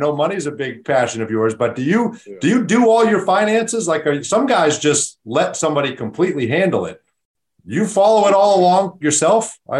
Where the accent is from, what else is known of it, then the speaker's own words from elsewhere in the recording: Boston, Massachusetts, United States; I grew up in Boston and I grew up a Celtics fan.